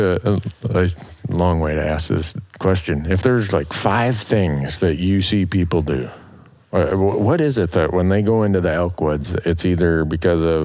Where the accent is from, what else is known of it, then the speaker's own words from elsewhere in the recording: Minnesota, United States; moved away; I grew up in the Midwest in Minnesota.